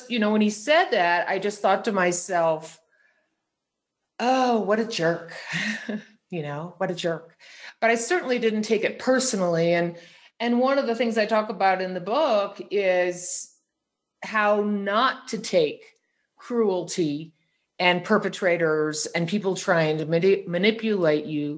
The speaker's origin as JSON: {"language": "English", "town": "St. Louis", "region": "Missouri", "country": "United States", "tie": "born or raised there", "said": "I grew up in St. Louis"}